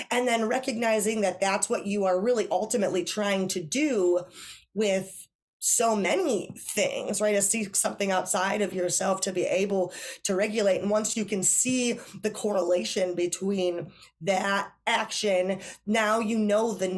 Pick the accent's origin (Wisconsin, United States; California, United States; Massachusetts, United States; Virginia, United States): Wisconsin, United States; I'm from Wisconsin